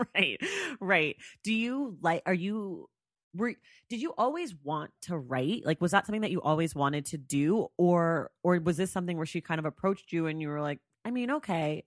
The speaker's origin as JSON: {"language": "English", "town": "Oakland", "region": "California", "country": "United States", "moved": "as an adult", "lives_now": "Los Angeles, United States", "said": "I'm from L A, or I live in L A. I'm from Oakland. I'm in Oakland right now."}